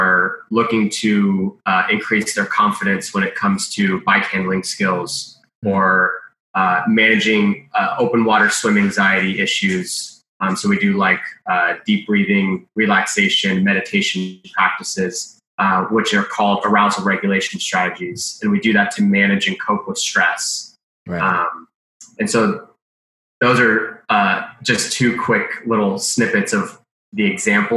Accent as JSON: {"language": "English", "region": "California", "country": "United States", "said": "I'm from California"}